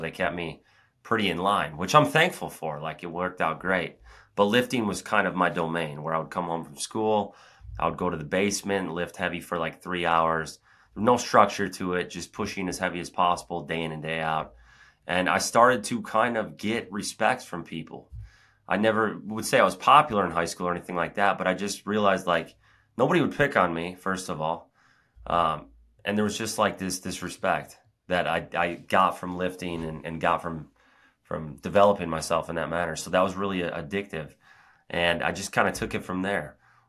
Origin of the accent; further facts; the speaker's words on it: Cambridge, Wisconsin, United States; also born or lived in Madison; So I was born in Madison, and then I lived about 30 minutes outside of there in like a town of 1,000 people, Cambridge.